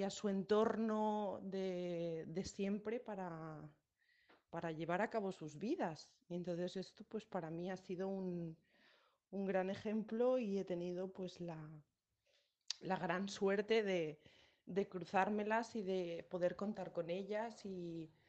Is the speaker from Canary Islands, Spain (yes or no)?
no; San Antonio, Balearic Islands, Spain; moved away; hace 19 años salí de, Ibiza, eh, salí de San Antonio, pero, pero mi isla no, no salió nunca de mí, ni saldrá nunca de mí.